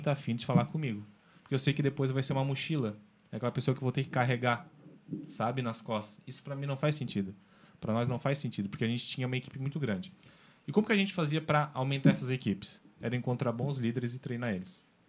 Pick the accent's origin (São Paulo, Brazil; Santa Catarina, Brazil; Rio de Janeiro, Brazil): Santa Catarina, Brazil; Nova Veneza; eu sou natural de Nova Veneza, lá da terra da polenta